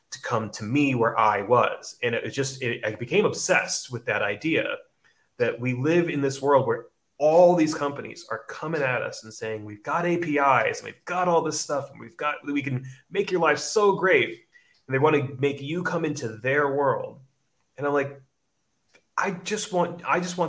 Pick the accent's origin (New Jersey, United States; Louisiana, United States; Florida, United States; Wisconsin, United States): New Jersey, United States; moved away as an adult; now in Sydney, Australia; I'm from New Jersey, but I live in Bondi, Sydney, Australia